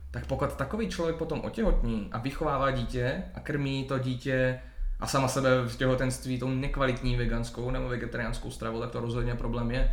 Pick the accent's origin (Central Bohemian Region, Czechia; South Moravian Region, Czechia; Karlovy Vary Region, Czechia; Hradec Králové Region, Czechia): Hradec Králové Region, Czechia; Hradec Králové; Hradec Králové, no, odkud pocházím